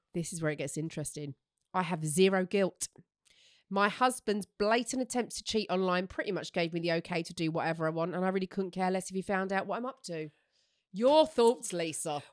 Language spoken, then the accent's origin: English; Essex, East of England, United Kingdom; I'm from Essex